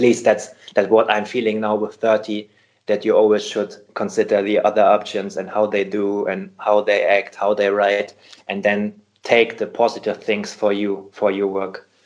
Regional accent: Hamburg, Germany; Hamburg here because it's my hometown

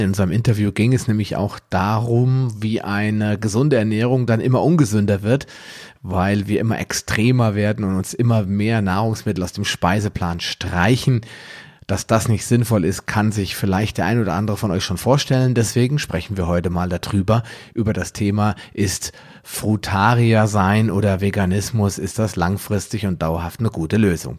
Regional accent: West Germany, Germany; Ich bin in der Welt der Supermärkte aufgewachsen. Bei uns gab es schon alles, wirklich unbegrenzt

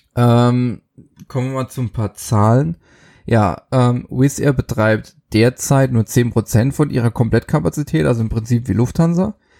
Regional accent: Germany; bei uns in Deutschland

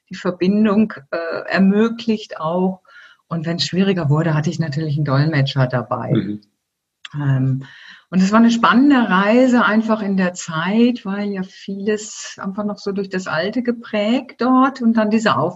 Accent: Germany; now in Switzerland; Ich bin ja Deutsche, wie man hört, äh, auch wenn ich seit 19 Jahren in der Schweiz lebe.

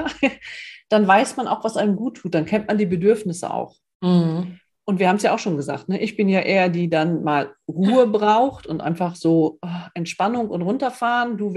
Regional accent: Northern Germany, Germany; ich bin ein Norddeutscher, ich will an die Küste

